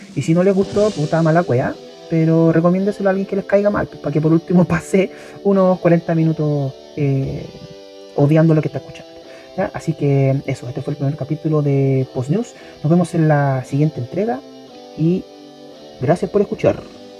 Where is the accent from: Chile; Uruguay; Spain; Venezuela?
Chile; en mi país, eh, específicamente en la región metropolitana